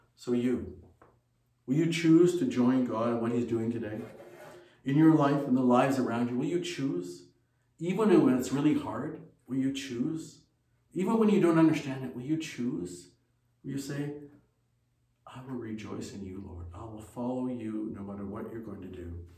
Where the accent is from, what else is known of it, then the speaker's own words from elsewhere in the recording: Ontario, Canada; moved away as an adult; also born or lived in China; Ontario where we lived at that time